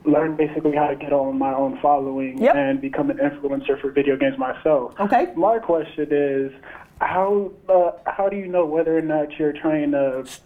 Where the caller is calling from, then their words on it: Los Angeles, California, United States; from uh, Los Angeles, California.